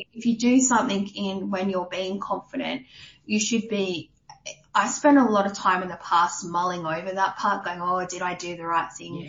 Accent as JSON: {"language": "English", "region": "New South Wales", "country": "Australia", "tie": "born or raised there", "also_born_or_lived": "Orange, New South Wales / Warnervale, Central Coast, New South Wales / Adelaide / Queensland", "moved": "as an adult", "lives_now": "Canberra, Australia", "said": "grew up in New South Wales. So I grew up in country town Orange for a little bit, oh. and then we moved from Orange when I was, I think we were in year five, so 95. We then moved up to the Central Coast to a place called Warnervale, and we lived up there basically up until my teens"}